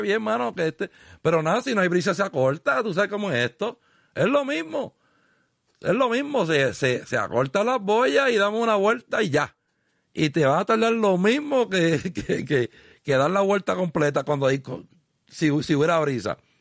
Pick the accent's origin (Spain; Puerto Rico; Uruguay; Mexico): Puerto Rico; Arroyo; mi pueblo de Arroyo